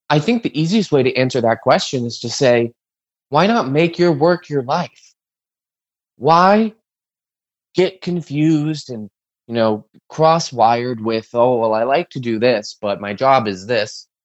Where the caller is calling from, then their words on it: Ohio, United States; I'm calling you from Ohio. We're open carry.